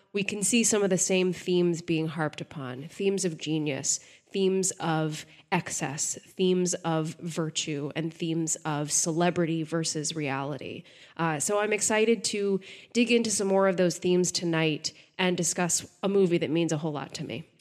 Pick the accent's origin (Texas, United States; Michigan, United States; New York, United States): Texas, United States; I'm from Texas